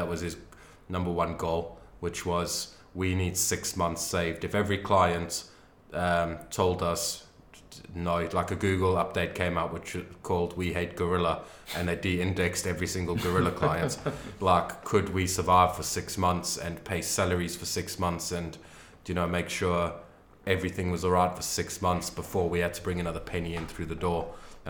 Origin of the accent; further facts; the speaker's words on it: England, United Kingdom; Yeah, that I've missed out growing up in Britain.